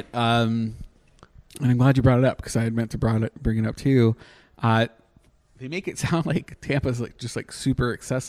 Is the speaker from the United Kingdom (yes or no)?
no; Canada; moved away; So I'm Canadian, right?